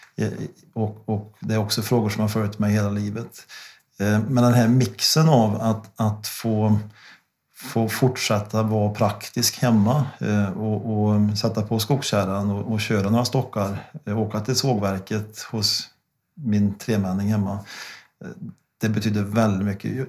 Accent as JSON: {"language": "Swedish", "region": "Värmland", "country": "Sweden", "said": "hemma, hemma i Värmland"}